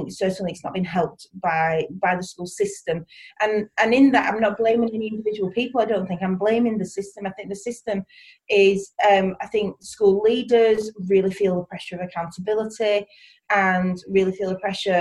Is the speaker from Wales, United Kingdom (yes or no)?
no; East Lancashire, North West England, United Kingdom; accent: East Lancashire; from Barrowford Primary School, which is in East Lancashire. You'll probably be able to get that from the accent